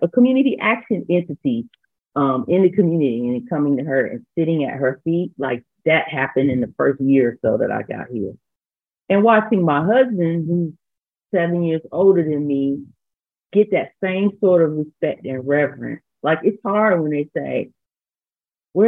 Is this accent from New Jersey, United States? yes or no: no; North Carolina, United States; also born or lived in Cincinnati, Ohio / Senegal; A Black girl who grew up in North Carolina